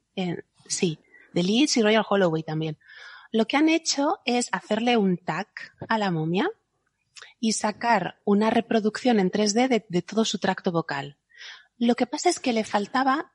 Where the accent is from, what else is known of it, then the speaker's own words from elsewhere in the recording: Spain; yo que soy española